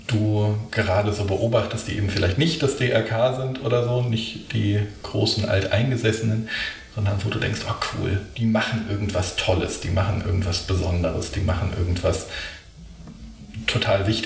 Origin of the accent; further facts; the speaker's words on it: Berlin, Germany; aber ich, ich bin Berlinerin